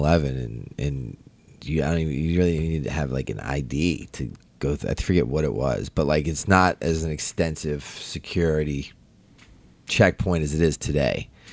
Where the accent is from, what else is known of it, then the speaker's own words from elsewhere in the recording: Baltimore, Maryland, United States; I'm from Baltimore.